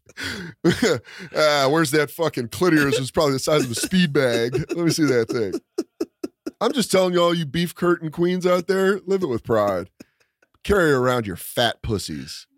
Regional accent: Aurora, Colorado, United States; I grew up in Aurora, Colorado

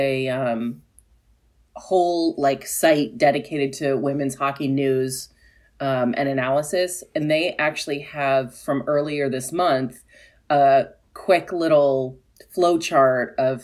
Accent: Pennsylvania, United States; now in Washington, D.C. area, United States; I grew up in Pennsylvania, which is why I'm predominantly a Flyers fan.

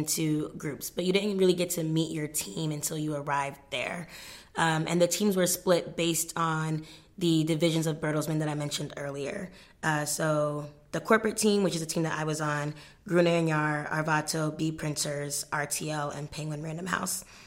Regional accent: New York, United States; also born or lived in Ghana; now in Cambridge, United Kingdom; I'm from New York by way of Ghana

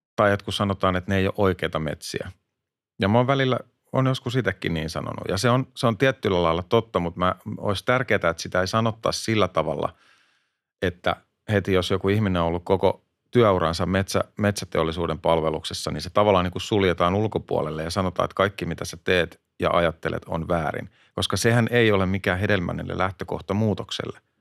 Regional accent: Hämeenlinna, Kanta-Häme, Finland; mä oon itse Hämeenlinnasta

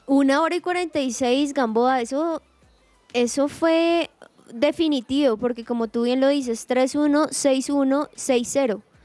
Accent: Colombia; uno como colombiano

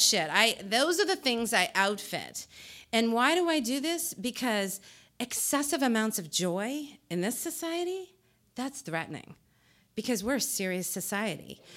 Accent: New Jersey, United States; I'm from New Jersey

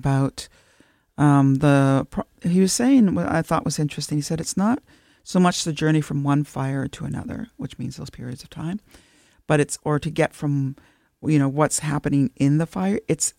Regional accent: Temagami, Ontario, Canada; moved away as an adult; now in Toronto, Canada; I'm from the Tamiami Anishinaabe, so from Temagami, Northern Ontario

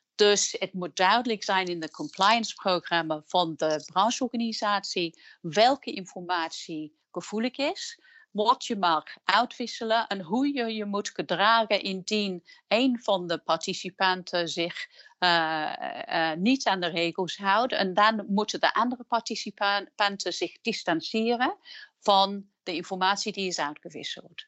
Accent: England, United Kingdom; Dutch is a second language; moved away as an adult; now in Netherlands; ik ben van oorsprong Engelse, maar ik ben ook sinds kort Nederlandse. Ik werk en woon in Nederland sinds 1998

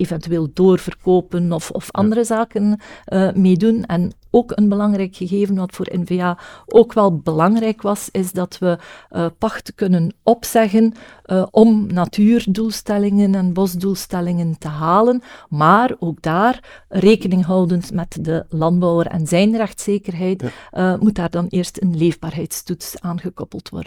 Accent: West Flanders, Belgium; also born or lived in Knokke-Heist; ik ben natuurlijk West-Vlaamse

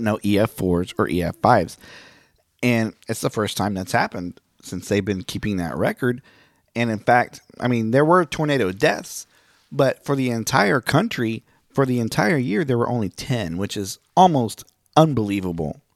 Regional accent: Miami, Oklahoma, United States; moved away; Miami, my hometown

